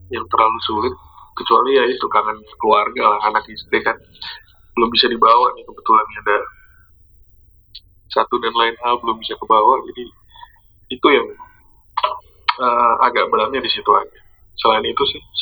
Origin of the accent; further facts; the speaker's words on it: East Java, Indonesia; Merantau wah, kalau merantau sih gue kan dari Jawa ya. Dari Jawa Timur. Jadi kuliah di NI dulu itu juga merantau waktu masih mahasiswa.